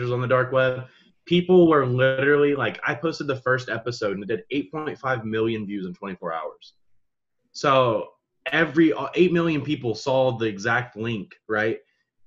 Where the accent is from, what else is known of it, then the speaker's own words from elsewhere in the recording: Georgia, United States; I'm from Georgia